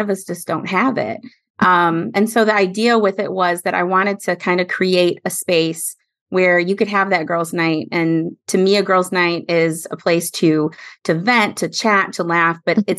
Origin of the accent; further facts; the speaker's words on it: Midwest, United States; also born or lived in San Jose, California; now in North Carolina, United States; I grew up in the Midwest